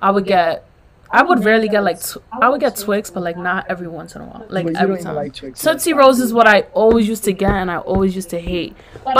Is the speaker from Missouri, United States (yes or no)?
no; New York City, New York, United States; I'm from the Bronx.